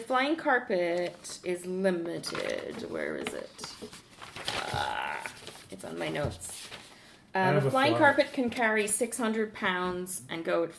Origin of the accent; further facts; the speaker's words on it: Ireland; I'm Irish.